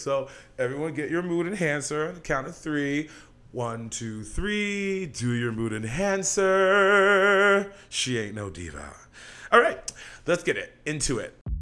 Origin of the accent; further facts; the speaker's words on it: Santa Barbara, California, United States; I grew up in Santa Barbara